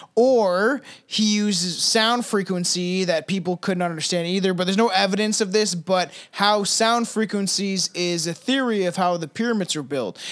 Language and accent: English; Canada; I'm Canadian